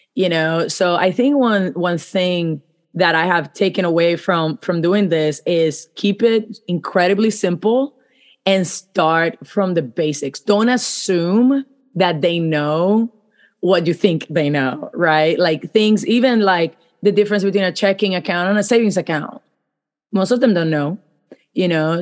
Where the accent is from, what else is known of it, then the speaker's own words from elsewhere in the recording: Puerto Rico; I grew up in Puerto Rico, so I went to school in Puerto Rico.